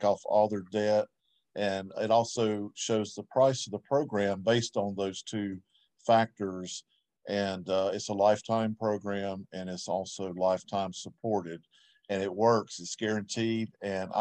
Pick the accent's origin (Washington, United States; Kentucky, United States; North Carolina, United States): North Carolina, United States; Winston-Salem; I'm from Winston-Salem, North Carolina